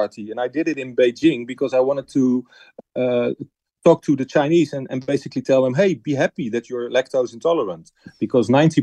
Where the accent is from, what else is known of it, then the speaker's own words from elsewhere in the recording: Netherlands; I'm from the Netherlands